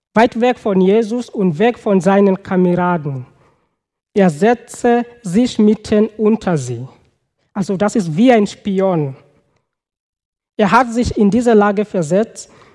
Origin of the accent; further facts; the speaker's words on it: Kenya; German is a second language; moved away; Also ich komme aus Kenia